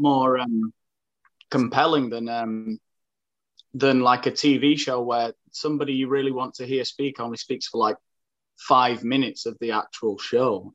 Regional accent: Sheffield, Yorkshire and the Humber, United Kingdom; moved away as an adult; now in Asturias, Spain; I'm from Sheffield.

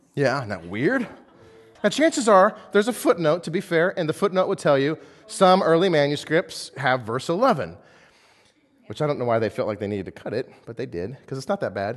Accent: United States; I am an American through and through

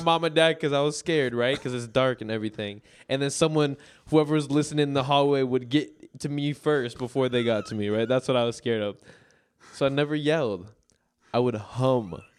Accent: Minneapolis, Minnesota, United States; "Where are you from?" I'm like, "Minneapolis."

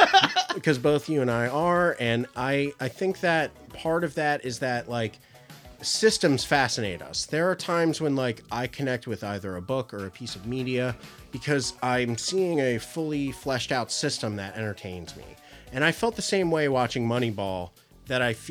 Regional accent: United States; I'm an American

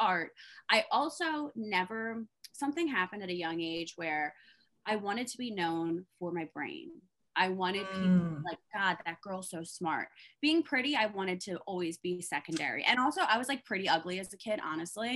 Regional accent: East Coast, United States; I'm a simple girl. I'm from the East Coast.

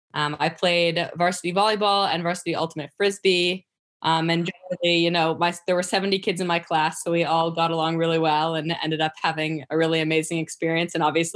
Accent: Boston, Massachusetts, United States; also born or lived in New Hampshire; now in Hanover, United States; I was born in the Boston area and moved to New Hampshire in 2012. And I live in Hanover. So I actually live on the Dartmouth campus.

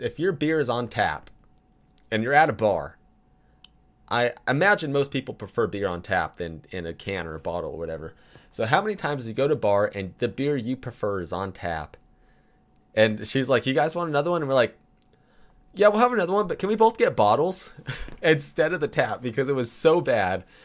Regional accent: California, United States; I'm from California.

